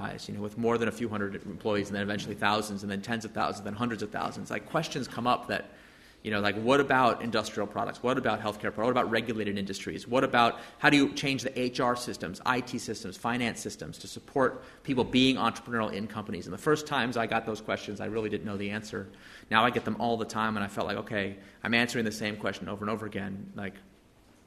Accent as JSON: {"language": "English", "country": "United States", "lives_now": "San Francisco, United States", "said": "Wearing my hat as an American citizen"}